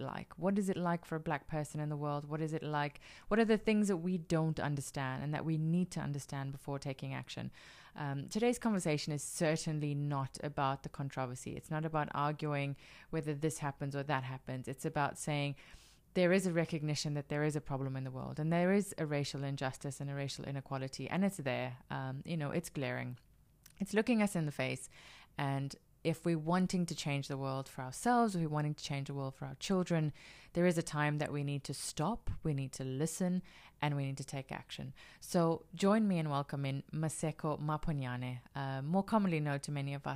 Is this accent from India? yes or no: no; South Africa; Being South African